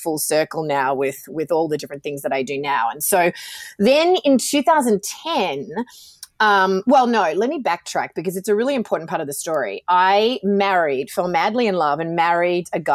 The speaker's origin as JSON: {"language": "English", "country": "Australia", "accent": "Australian", "moved": "yes", "said": "I'm Australian, obviously, from my accent, but I've lived all over the world"}